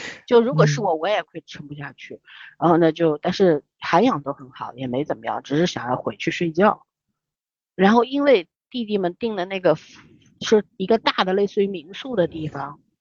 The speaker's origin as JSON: {"language": "Chinese", "country": "China", "said": "我们中国人"}